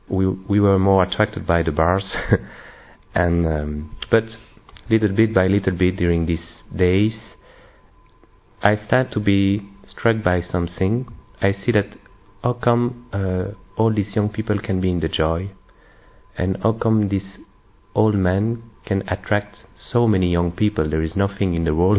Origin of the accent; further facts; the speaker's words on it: Belgium; I'm from Belgium